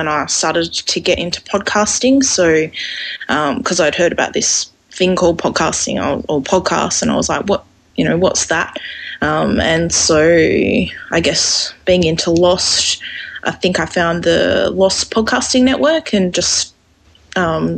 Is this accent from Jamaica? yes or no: no; Perth, Western Australia, Australia; now in Sydney, Australia; I currently live in Sydney, but I'm originally from Perth, which is on the west coast of Australia